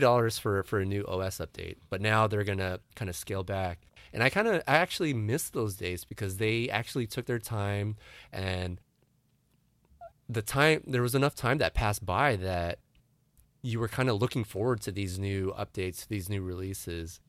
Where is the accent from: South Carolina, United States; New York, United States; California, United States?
California, United States; San Diego; who was born and raised in San Diego